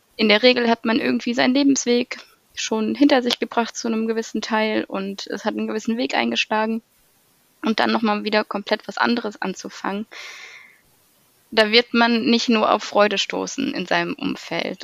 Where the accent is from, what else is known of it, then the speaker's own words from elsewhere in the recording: Weserbergland, near Hamelin, Lower Saxony, Germany; komme ursprünglich aus dem schönen Weserbergland, aus einem kleinen Ort in der Nähe von Hameln